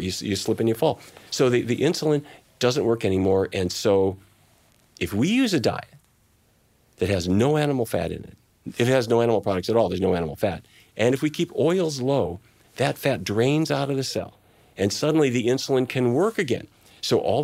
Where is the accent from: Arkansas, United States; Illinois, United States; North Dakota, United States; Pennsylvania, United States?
North Dakota, United States; Fargo; moved away; my family, I come from the Midwest. My dad was in the cattle business, and his dad and his dad and his dad, and I drove cattle myself to East St. Louis to slaughter